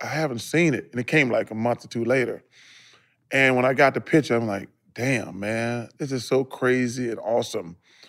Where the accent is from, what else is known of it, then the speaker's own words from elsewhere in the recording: Leeds, Alabama, United States; because my hometown only got a couple thousand people. Mm-hmm. I'm from Leeds, Alabama.